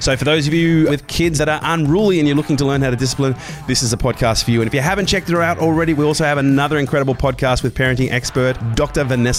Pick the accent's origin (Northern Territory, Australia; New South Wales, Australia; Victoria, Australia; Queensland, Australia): Queensland, Australia; Brisbane; I grew up in Brisbane